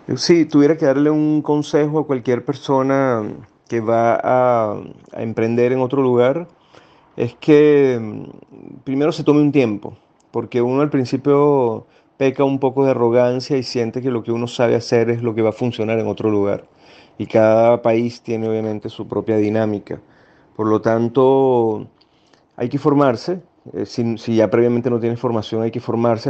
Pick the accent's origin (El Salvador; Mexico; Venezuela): Venezuela; moved away as an adult; now in Chile